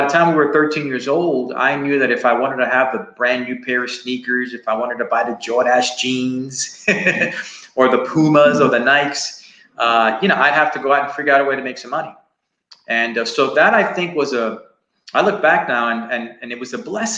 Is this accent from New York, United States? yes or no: yes; New York City, New York, United States; moved away as an adult; now in Texas, United States; I grew up in Spanish Harlem and in a barrio, a place called El Barrio.